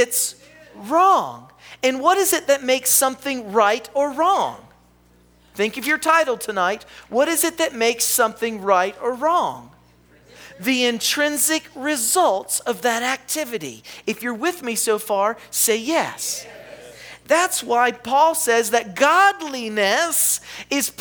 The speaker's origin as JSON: {"language": "English", "region": "the South", "country": "United States", "said": "I'm from the South. Do you know what that means? I live in the Bible Belt."}